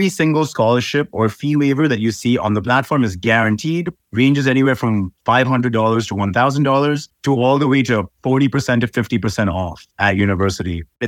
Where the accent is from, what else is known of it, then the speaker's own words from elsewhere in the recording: Dubai, United Arab Emirates; also born or lived in Iowa, United States; My parents are from Mumbai, India, but I was born here in Dubai, and Dubai is sort of home for me. Went to school in Dubai, basically grew up here, and then I went to America for university